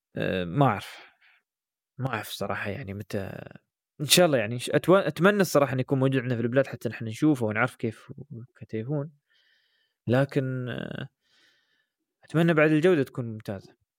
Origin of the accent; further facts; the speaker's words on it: United Arab Emirates; عندنا في الامارات مش موجود